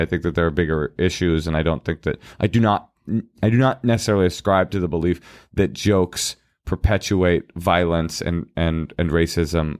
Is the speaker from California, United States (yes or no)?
yes; Oakland, California, United States; I am the kid that was raised in Oakland in Oakland public schools.